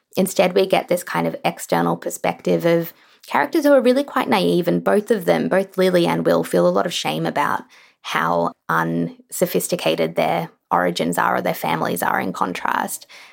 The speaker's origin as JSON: {"language": "English", "country": "Australia", "said": "I certainly feel this as a writer in Australia"}